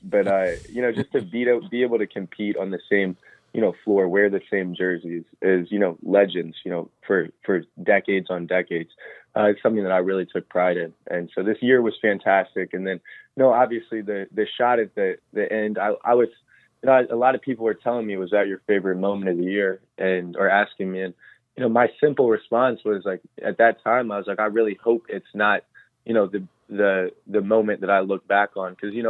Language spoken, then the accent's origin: English; Roanoke, Virginia, United States; moved away as an adult; now in Louisville, United States; I'm from Roanoke, Virginia, which is the same city that Luke Hancock is from. We actually went to the same high school.